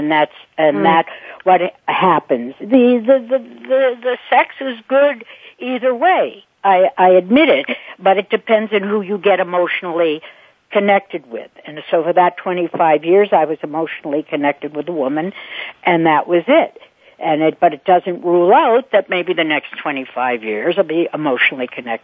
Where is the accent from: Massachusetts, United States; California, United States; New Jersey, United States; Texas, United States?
Massachusetts, United States; Boston; also born or lived in Paris, France; now in New York, United States; I'm from Boston